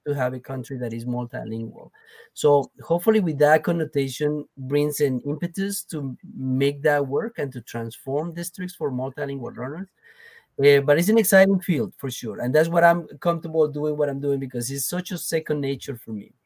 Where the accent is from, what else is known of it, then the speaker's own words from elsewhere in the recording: Colombia; first language Spanish; English is a second language; now in United States; I'm from Colombia originally